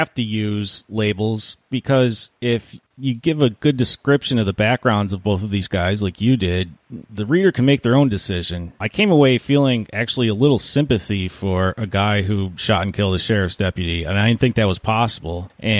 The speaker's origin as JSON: {"language": "English", "region": "Western New York", "country": "United States", "tie": "born or raised there", "said": "I grew up in Western New York."}